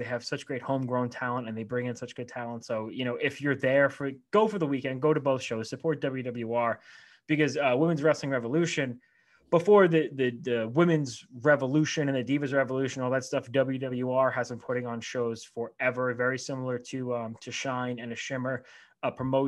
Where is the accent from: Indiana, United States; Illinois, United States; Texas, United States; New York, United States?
New York, United States; we're both from New York as well.